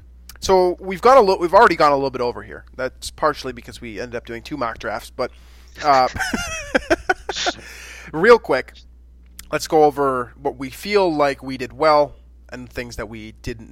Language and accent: English; Minnesota, United States; I'm from Minnesota and I like other people that are kind of from this general region of the map